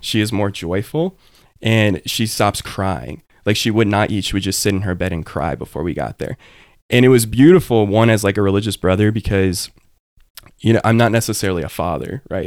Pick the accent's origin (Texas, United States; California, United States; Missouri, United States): Texas, United States; Cypress; I grew up in a suburb of Houston. You know, I grew up in Cyprus